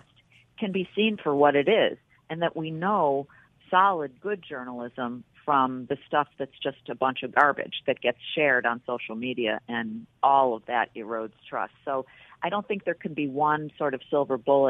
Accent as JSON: {"language": "English", "town": "Buffalo", "region": "New York", "country": "United States", "also_born_or_lived": "Washington", "moved": "as an adult", "lives_now": "New York City, United States", "said": "I was from Buffalo"}